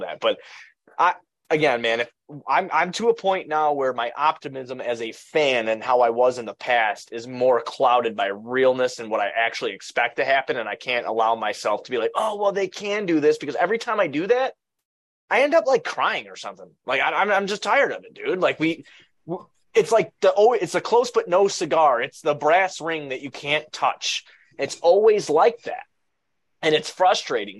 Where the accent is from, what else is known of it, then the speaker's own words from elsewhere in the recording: Blue Island, Illinois, United States; I come from Blue Island